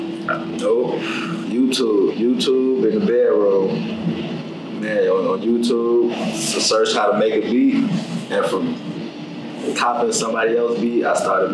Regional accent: Chicago, Illinois, United States; I'm from Chicago, West Side

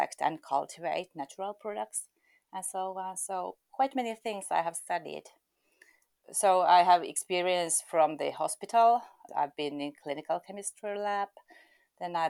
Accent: Eastern Finland, Finland; also born or lived in Helsinki, Finland; I was born in Helsinki, but I have lived nearly all my life in the eastern part of Finland.

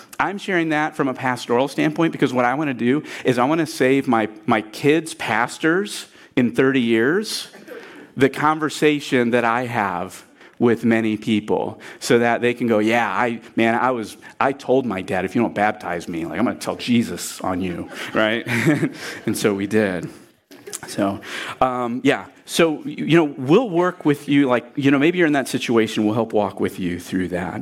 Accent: Port Clinton, Ohio, United States; I'm from Port Clinton, Ohio

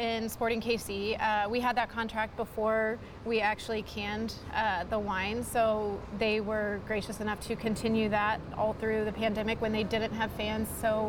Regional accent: Midwest, United States; Mainly because we're from the Midwest.

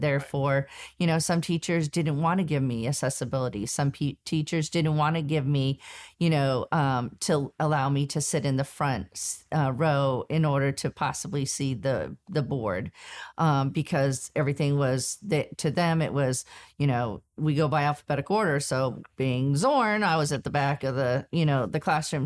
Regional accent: Southern California, United States; I was born and raised in Southern California

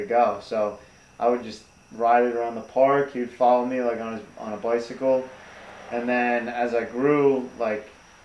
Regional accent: New Rochelle, New York, United States; now in New Jersey, United States; I'm not originally from New Jersey. I'm originally from New York. I grew up in Westchester, New Rochelle specifically

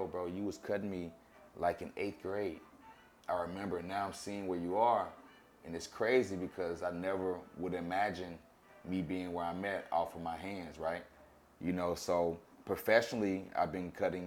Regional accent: Arkadelphia, Arkansas, United States; also born or lived in Little Rock, Arkansas; in Arkansas, being in Little Rock, or just my hometown, Arkadelphia.

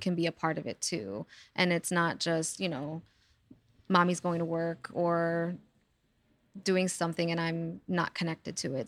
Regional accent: New York City, New York, United States; I'm a native New Yorker, born and raised in the Bronx and still living here.

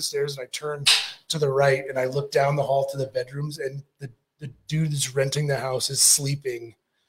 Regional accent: United States; Central part of the United States. I'm not from Montana.

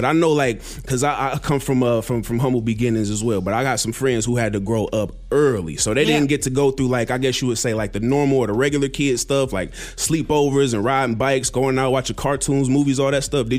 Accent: Ohio, United States; moved away; I came from Ohio

